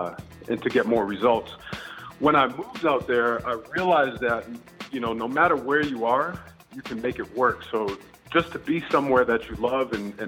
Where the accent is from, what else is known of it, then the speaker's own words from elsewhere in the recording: Nashua, New Hampshire, United States; moved away as an adult; also born or lived in New York; now in San Francisco, United States; I grew up in Nashua, New Hampshire, which is it's a small town just north of Boston. It's about 45 minutes north of Boston.